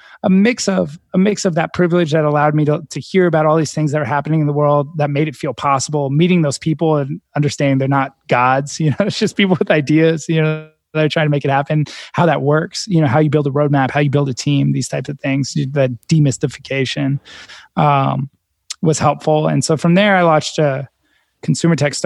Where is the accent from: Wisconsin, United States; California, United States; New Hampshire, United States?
California, United States; Silicon Valley; I grew up in Silicon Valley.